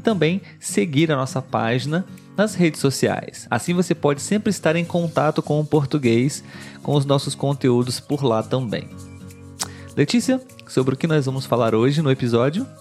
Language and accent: Portuguese; Brazil; Nós somos brasileiros, vivemos no Brasil e falamos português